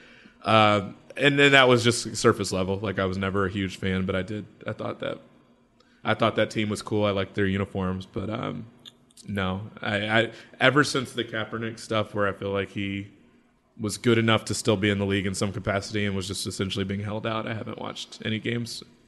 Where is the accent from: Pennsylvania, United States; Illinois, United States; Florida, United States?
Illinois, United States; Chicago; I'm from Chicago